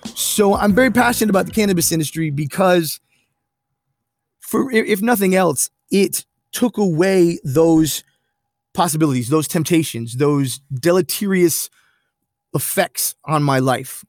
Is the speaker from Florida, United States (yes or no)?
yes; Pine Hills, Florida, United States; I'm from Pine Hills and I've got Geneva family members. I got swamp people in my blood